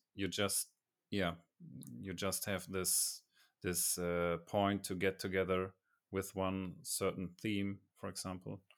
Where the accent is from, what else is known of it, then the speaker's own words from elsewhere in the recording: Germany; I'm from Germany